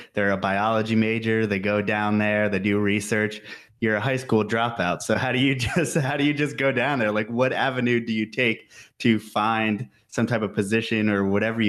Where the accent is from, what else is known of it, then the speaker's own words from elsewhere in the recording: New York, United States; as someone from New York also